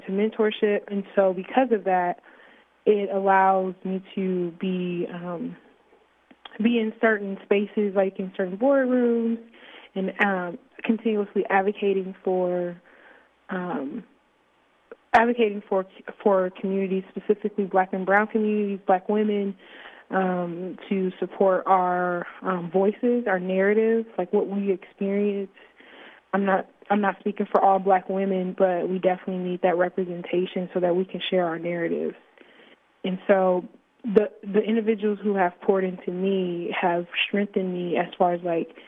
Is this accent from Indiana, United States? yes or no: yes; Fort Wayne, Indiana, United States; born or raised there; now in Bloomington, United States